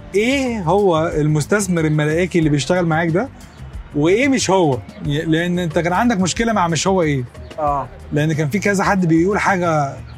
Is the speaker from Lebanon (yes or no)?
no; Egypt; احنا كمصريين